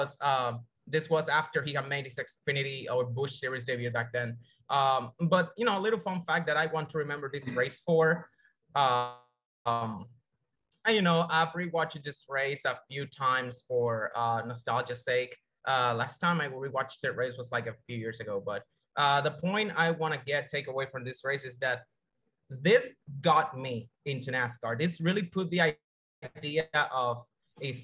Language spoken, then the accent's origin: English; Dominican Republic; I'm from the Dominican Republic, actually.